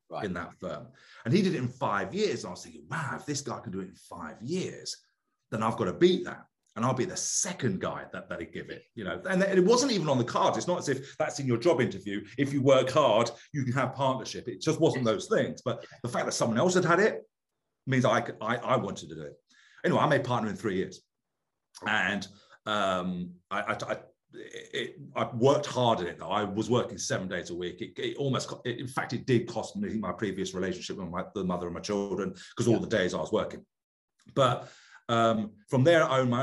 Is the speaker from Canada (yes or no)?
no; United Kingdom; moved away as an adult; now in United States; I'm British